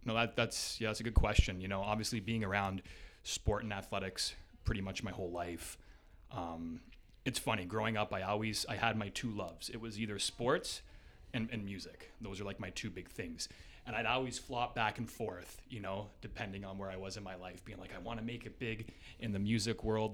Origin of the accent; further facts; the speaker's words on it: Hamilton, Ontario, Canada; also born or lived in Waterloo / Toronto; basically grew up in Ancaster, just up the highway two hill there. Um, pretty much was, uh, there my whole life